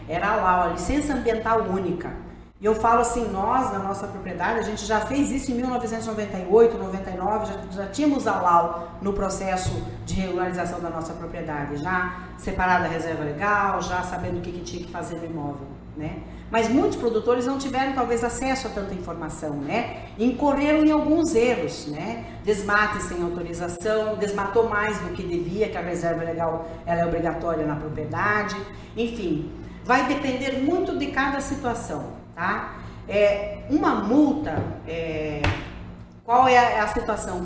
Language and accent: Portuguese; Lucas do Rio Verde, Mato Grosso, Brazil; moved away; voltando aqui à minha casa, à minha terra, considero que Lucas do Rio Verde é o meu, é o meu lar no estado de Mato Grosso